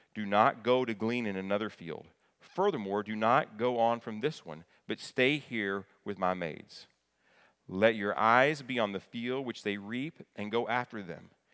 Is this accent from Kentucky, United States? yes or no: yes; Kentucky, United States; I grew up in Kentucky, right across from Ohio